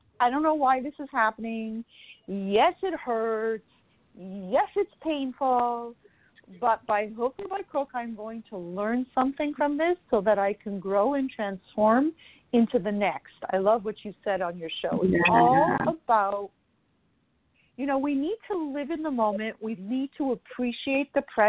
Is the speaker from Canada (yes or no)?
yes; Canada; now in Florida, United States; I'm originally from Canada